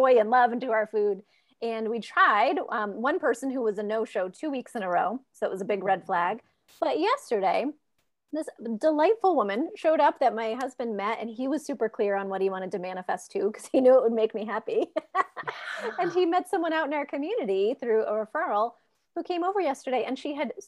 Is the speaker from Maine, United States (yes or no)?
yes; Maine, United States; I'm from Maine